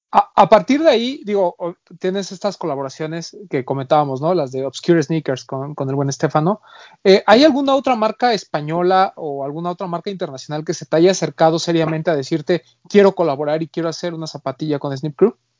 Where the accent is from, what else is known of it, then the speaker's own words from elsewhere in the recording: Mexico; de este lado, en, en México